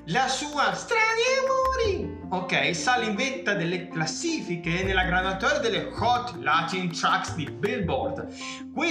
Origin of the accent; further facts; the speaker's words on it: Veneto, Italy; io sono veneto, porca miseria.